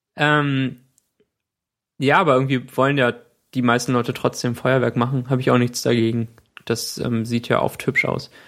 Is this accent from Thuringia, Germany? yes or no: no; Cologne, North Rhine-Westphalia, Germany; als ich ungefähr acht Jahre alt war, war ich an Silvester mit meinem Bruder auf einem Spielplatz bei uns in Köln